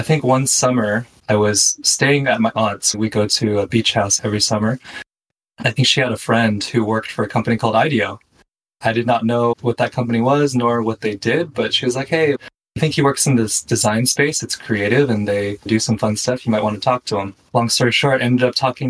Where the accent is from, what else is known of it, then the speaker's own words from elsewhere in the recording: Bay Area, California, United States; I'm actually from the Bay Area myself